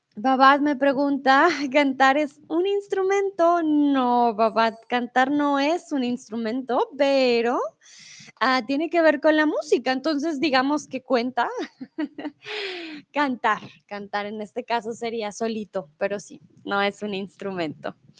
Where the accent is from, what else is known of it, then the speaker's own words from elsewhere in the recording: Colombia; also born or lived in Mexico; now in Germany; soy de Colombia